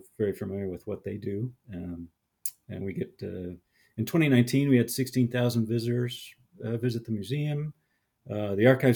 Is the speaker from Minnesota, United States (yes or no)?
no; Sioux Falls, South Dakota, United States; I was born in Sioux Falls, South Dakota.